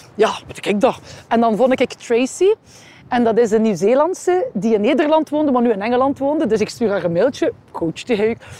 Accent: Ostend, Flanders, Belgium; ik ben hier geboren en getogen in Oostende

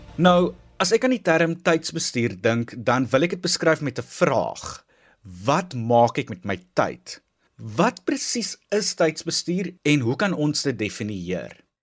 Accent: South Africa; Ons as Suid-Afrikaners

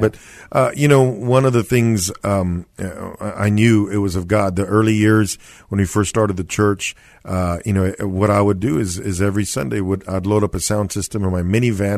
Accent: San Antonio, Texas, United States; I was born and raised here in San Antonio, went to Jefferson High School

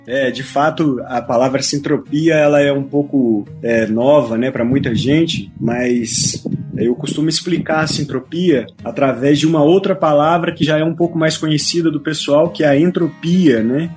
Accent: Varginha, Minas Gerais, Brazil; Eu sou mineirinho, aqui do sul de Minas, terra do ET, Varginha. Todo mundo conhece minha cidade

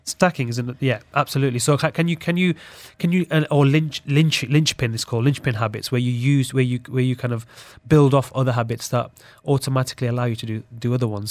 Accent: Sheffield, Yorkshire and the Humber, United Kingdom; growing up in Sheffield in the U K

